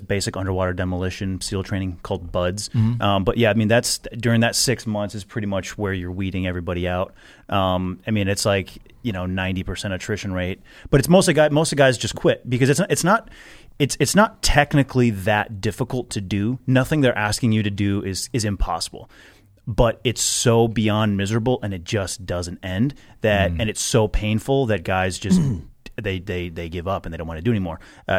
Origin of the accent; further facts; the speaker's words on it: Milwaukee, Wisconsin, United States; I grew up in Milwaukee, Wisconsin.